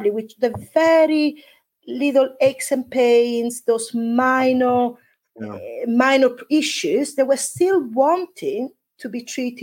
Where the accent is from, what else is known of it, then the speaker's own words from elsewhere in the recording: Italy; now in Devon, United Kingdom; when I go back to Italy, I don't feel Italian anymore because I've been away for such a long time.